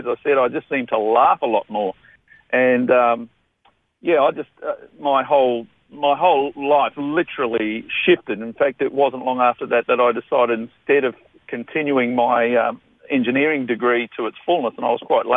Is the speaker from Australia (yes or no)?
yes; Brisbane, Queensland, Australia; also born or lived in Toowoomba, Queensland / Rockingham, Western Australia; I'm actually a Toowoomba boy. I was born in Toowoomba 50-odd years ago, but raised in Brisbane. So we've been a Queensland family for all of that time.